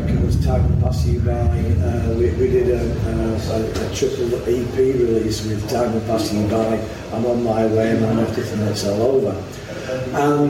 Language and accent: English; Wigan, North West England, United Kingdom; I was born and bred in Wigan